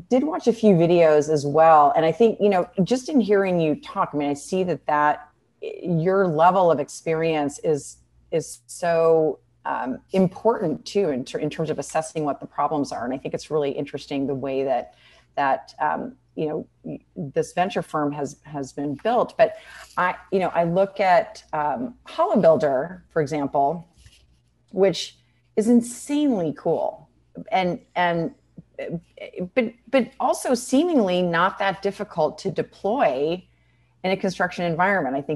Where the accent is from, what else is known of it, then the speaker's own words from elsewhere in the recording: California, United States; now in Austin, United States; you can tell that they know I'm from California.